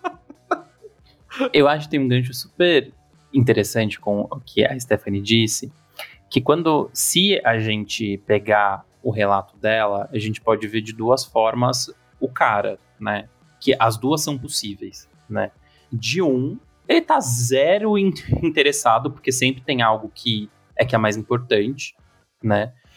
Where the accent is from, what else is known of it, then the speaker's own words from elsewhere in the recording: São Paulo, Brazil; como bom paulistano